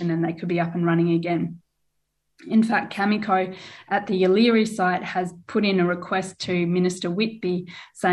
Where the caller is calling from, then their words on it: Whadjuk Noongar country, Western Australia, Australia; I'm calling in from Wajak Noongar Buja.